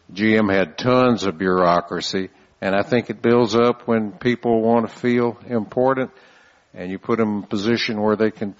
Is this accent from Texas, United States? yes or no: yes; San Antonio, Texas, United States; I'm from San Antonio